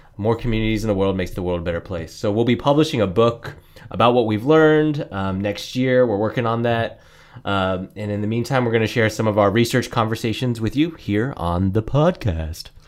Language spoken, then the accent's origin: English; Niwot, Colorado, United States; also born or lived in San Jose, California; I was born in San Jose, California, but I consider myself bred in Nahuatl, Colorado, N I W O T